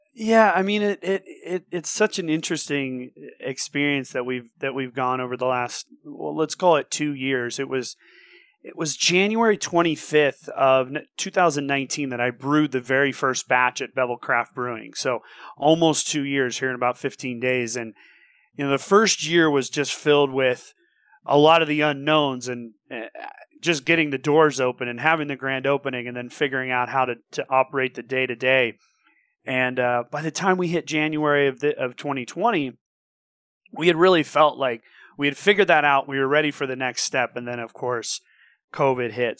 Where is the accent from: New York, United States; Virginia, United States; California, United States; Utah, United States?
California, United States; Santa Cruz; moved away as an adult; now in Bend, United States; I was born and raised in Santa Cruz.